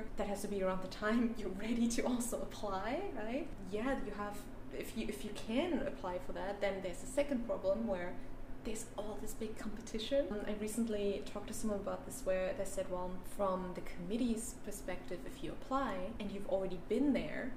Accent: Berlin, Germany; I am from Berlin and I studied in Berlin, so I can stay close to home

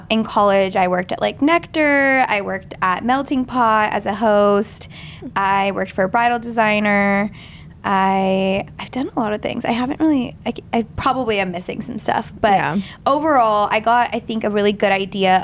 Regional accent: the Bay Area, California, United States; I worked at Finish Line at this mall in my hometown in the Bay

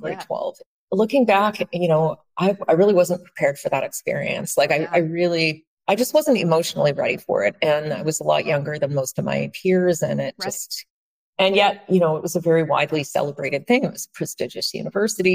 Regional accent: Vancouver, British Columbia, Canada; in what's colonially known as Vancouver, Canada. So that's my hometown.

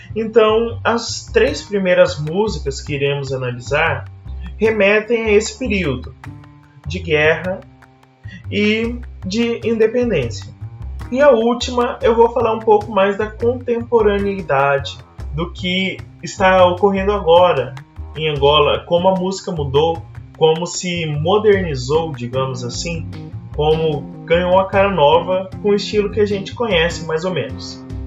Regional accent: Brazil

